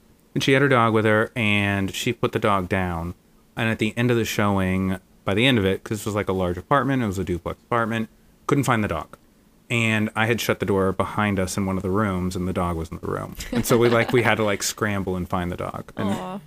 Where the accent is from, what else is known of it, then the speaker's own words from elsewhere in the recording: central Florida, United States; now in New York City, United States; my hometown, like in central Florida